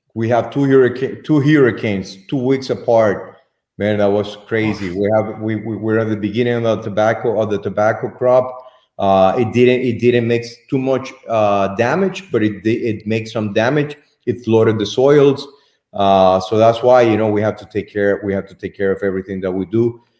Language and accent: English; Estelí, Nicaragua; I'm from Esteli, my friend. I was born here in Esteli. My mother from Esteli.